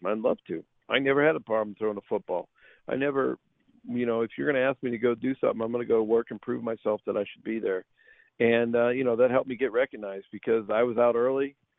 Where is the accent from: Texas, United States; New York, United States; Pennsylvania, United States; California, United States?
Pennsylvania, United States; Pittsburgh; moved away as an adult; also born or lived in Tulsa, Oklahoma; I grew up in Pittsburgh and got to play in the NFL